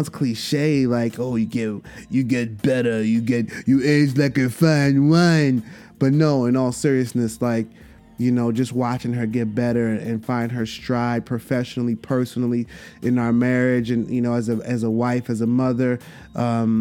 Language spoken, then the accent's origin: English; New York City, New York, United States; in Brooklyn at the Barclay. And I feel like I have to be there. You know what I'm saying? In my hometown